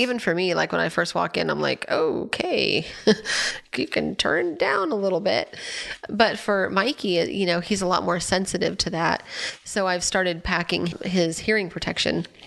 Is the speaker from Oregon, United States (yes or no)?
no; Anaheim, California, United States; I grew up in Anaheim